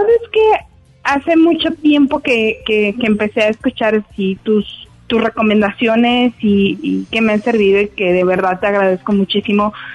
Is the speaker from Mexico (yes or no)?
yes; Mexico; típico mexicano